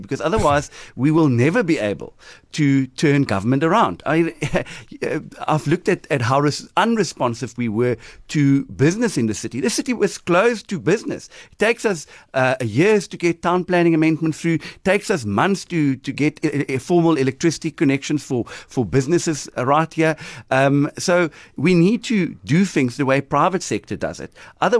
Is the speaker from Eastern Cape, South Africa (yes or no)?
yes; Nelson Mandela Bay, Eastern Cape, South Africa; I'm here from Kabega, from Nelson Mandela Bay.